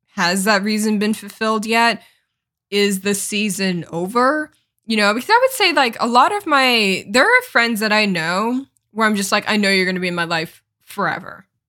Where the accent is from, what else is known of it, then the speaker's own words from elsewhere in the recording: Connecticut, United States; moved away as an adult; also born or lived in Los Angeles, California; my hometown is in Connecticut. It's a small town in Connecticut